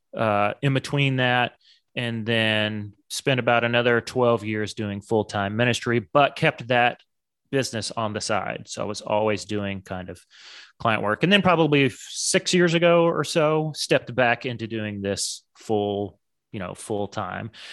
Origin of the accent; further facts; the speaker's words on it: suburb of Dallas, Texas, United States; when I was younger, we moved from Dallas, big city, to a suburb of Dallas